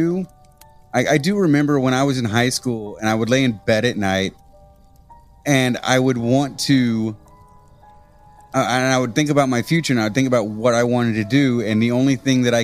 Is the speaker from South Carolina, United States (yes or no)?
no; Hillsboro, Illinois, United States; moved away; I grew up in the middle of nowhere, in Illinois